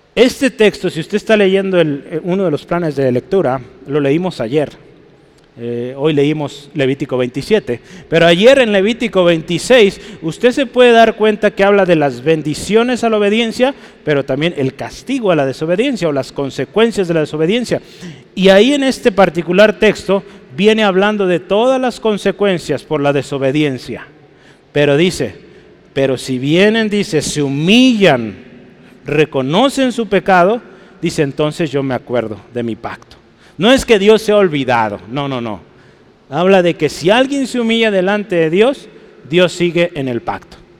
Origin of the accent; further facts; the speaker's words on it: Guadalajara, Jalisco, Mexico; usted y yo somos mexicanos, amén. Somos tapatíos, somos pues de Jalisco